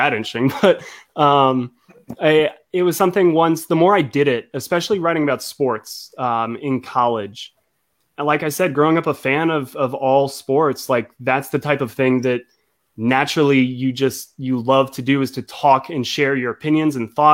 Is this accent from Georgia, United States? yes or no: yes; Atlanta, Georgia, United States; I grew up in Atlanta.